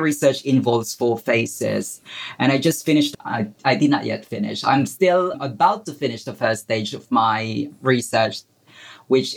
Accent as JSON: {"language": "English", "country": "Philippines", "tie": "born or raised there", "moved": "as an adult", "lives_now": "England", "said": "I was born in the Philippines. I spent my formative years in a slum in the Philippines."}